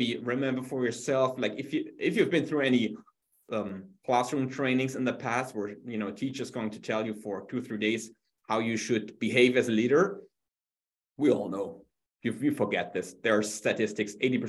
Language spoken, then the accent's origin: English; Germany; English is a second language; moved away as an adult; now in New York City, United States; originally from Germany, as you can hear from my fantastic accent, I live in New York now for a while.